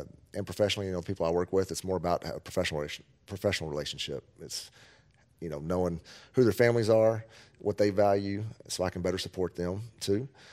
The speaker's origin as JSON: {"language": "English", "town": "Amarillo", "region": "Texas", "country": "United States", "tie": "born or raised there", "moved": "yes", "lives_now": "Kerrville, United States", "said": "my hometown from where I grew up in Amarillo, Texas"}